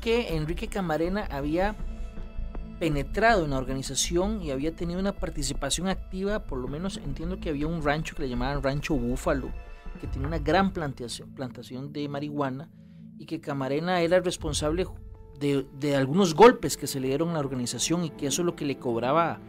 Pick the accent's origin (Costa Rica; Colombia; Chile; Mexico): Costa Rica; nuestro país